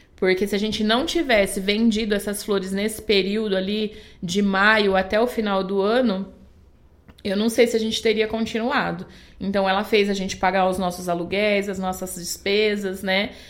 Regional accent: a small town near Bauru, São Paulo, Brazil; now in Indaiatuba, Brazil; lá a cidade que, ele, que eles moravam, que a gente morava, era do lado de Bauru, muito pequena

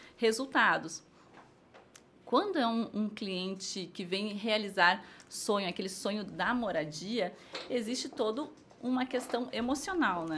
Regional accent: Rio Grande do Sul, Brazil; moved away as an adult; now in Indaiatuba, Brazil; Eu sou do Rio Grande do Sul, acho que dá para ver pelo tu, dá para ouvir

